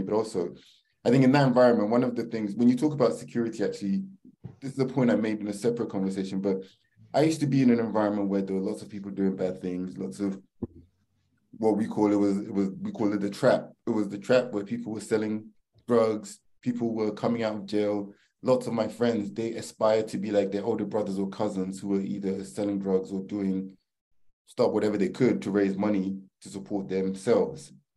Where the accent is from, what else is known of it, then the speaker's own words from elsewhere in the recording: London, United Kingdom; also born or lived in Manchester; I grew up in northwest London in a place called uh, it was a council estate